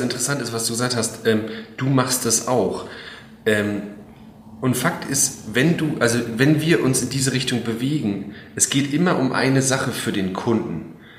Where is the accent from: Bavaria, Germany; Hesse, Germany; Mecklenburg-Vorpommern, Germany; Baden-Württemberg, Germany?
Mecklenburg-Vorpommern, Germany; also born or lived in Berlin / France; now in Schwerin, Germany; ich bin in Mecklenburg aufgewachsen, ja, nicht hier direkt in Schwerin, noch weiter raus quasi.